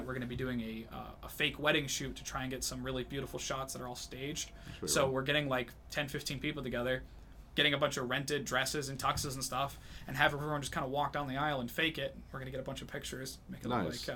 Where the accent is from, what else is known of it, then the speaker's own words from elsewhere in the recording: New Hampshire, United States; I'm born and raised in New Hampshire